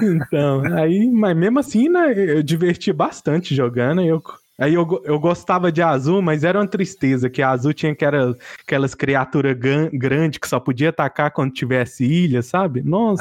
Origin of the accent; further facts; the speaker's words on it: Patos de Minas, Minas Gerais, Brazil; Eu sou de Patos de Minas, Minas Gerais